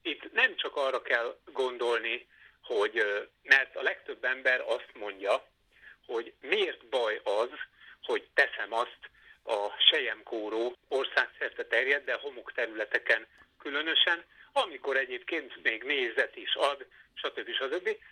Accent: Veszprém, Veszprém County, Hungary; moved away as an adult; also born or lived in Zala County; now in Debrecen, Hungary; Én már Veszprémben születtem, 18 éves koromig ott éltem, megkedveltem.

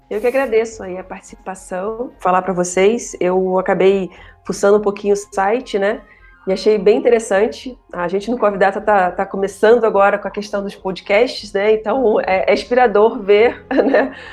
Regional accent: Rio de Janeiro, Brazil; accent: somewhat Minas Gerais-influenced, mixed; also born or lived in Mato Grosso / Bahia; Bem, eu sou carioca, isso vai ficar claro para vocês em algum momento

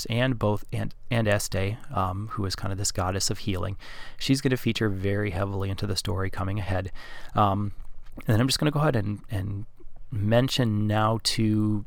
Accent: Wisconsin, United States; accent: Wisconsinese; my accent has a little bit of some Wisconsinese in there

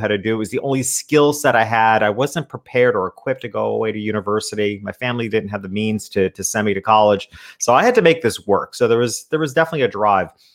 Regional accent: upstate New York, United States; I grew up in a small country town in upstate New York

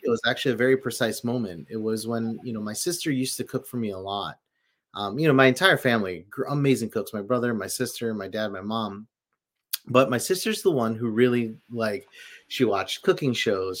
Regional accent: Philippines; moved away; living in the Philippines and growing up in the Philippines too

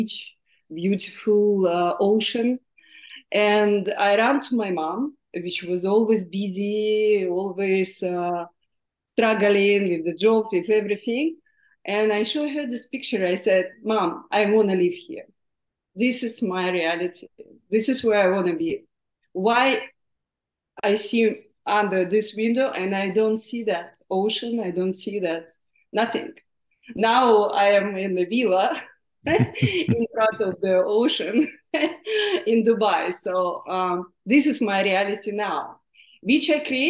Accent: Siberia, Russia; English is a second language; moved away; I was born in Siberia, in Russia

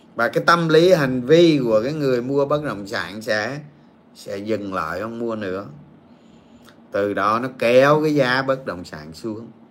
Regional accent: Dong Nai, Vietnam; quê tôi ở đồng nai

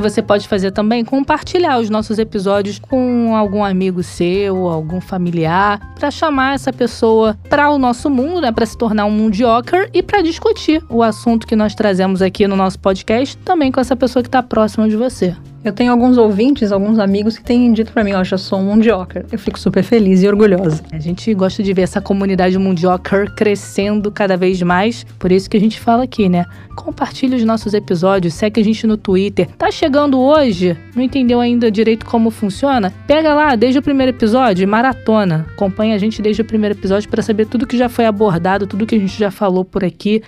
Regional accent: Rio de Janeiro, Brazil; accent: carioca; eu perderia o meu carioquês com tanta facilidade

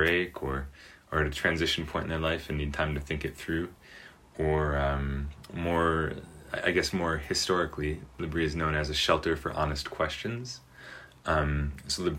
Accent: United States; moved away as an adult; also born or lived in France; now in Switzerland; I am an American

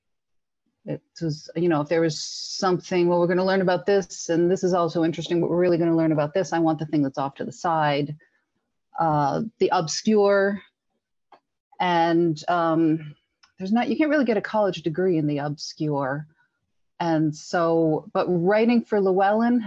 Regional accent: northern New Jersey, United States; I'm from New Jersey, and I currently live about 5 miles and just over the Watchung Mountains from where I grew up

